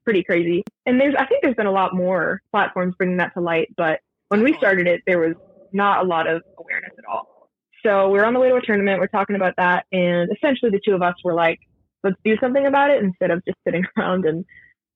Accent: Milton, Massachusetts, United States; moved away as an adult; now in Nashville, United States; So I'm from Massachusetts. I'm from a town called Milton, just like 20 minutes south of Boston

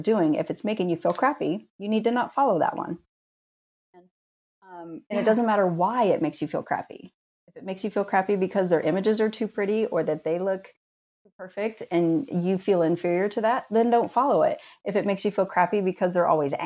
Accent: rural Indiana, United States; also born or lived in Kentucky; I was born in Kentucky and grew up in rural Indiana

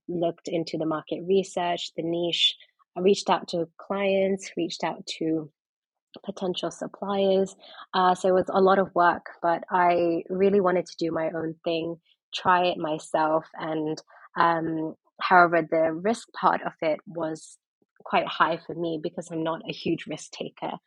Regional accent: London, United Kingdom; also born or lived in Pakistan / New York; I am originally Pakistani, but I am from London

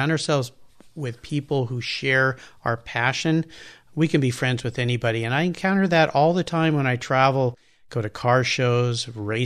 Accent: San Diego, California, United States; I grew up in La Jolla

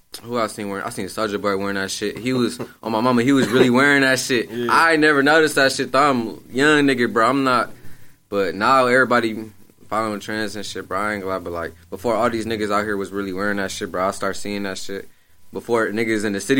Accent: Milwaukee, Wisconsin, United States; I'm from Milwaukee

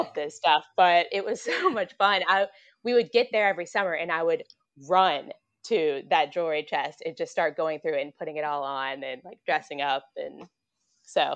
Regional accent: Lynchburg, Virginia, United States; now in Darien, United States; I am from Lynchburg, Virginia, but I currently live in Darien, Connecticut with my husband and two kids

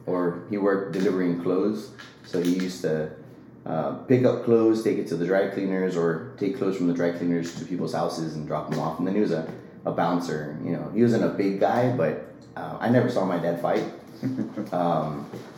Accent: Los Fresnos, Texas, United States; So I'm from a small town down in South Texas called Los Fresnos. Nobody knows it, so I always say that I'm from Brownsville because it's a little bit bigger. Grew up down there

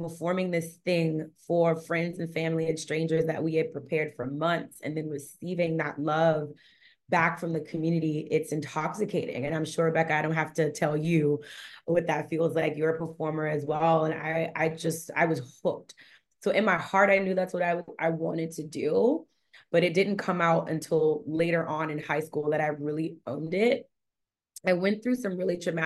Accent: New Orleans, Louisiana, United States; now in Los Angeles, United States; I'm from New Orleans, Louisiana. That's where I was born and raised

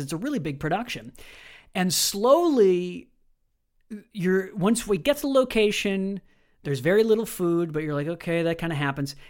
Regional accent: Wisconsin, United States; I grew up in Wisconsin, America's Dairy Land

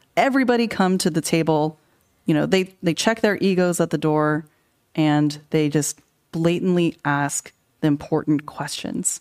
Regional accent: California, United States; I grew up in California.

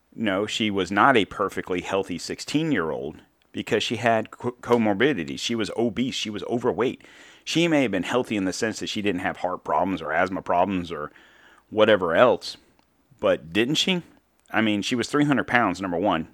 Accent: United States; as an American citizen

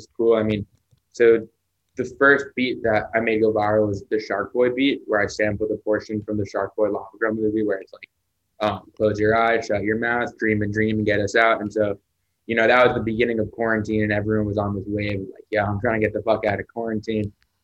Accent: Hollywood, Florida, United States; I'm from Florida, from Hollywood, Florida.

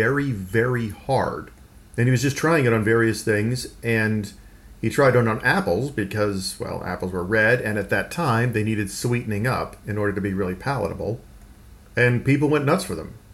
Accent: Texas, United States; I grew up in the American Southwest in Texas

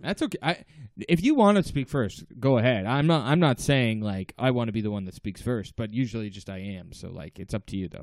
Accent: Toronto, Ontario, Canada; we're two comedians from Toronto.

